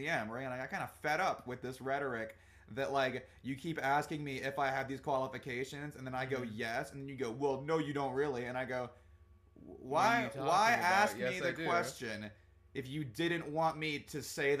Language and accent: English; Germany; born there; I also was born in Germany, actually. He's like, what? I'm like, yeah, I was also from there. I went and lived around